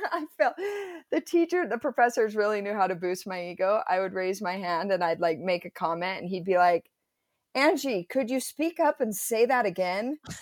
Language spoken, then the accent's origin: English; Provo, Utah, United States; I grew up in Provo, went to Timview High School, total Provo girl